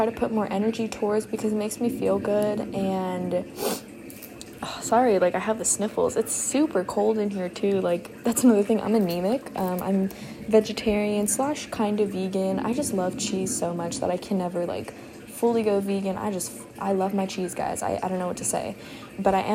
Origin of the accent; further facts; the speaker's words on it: Houston, Texas, United States; I am from Houston, Texas. I go to college here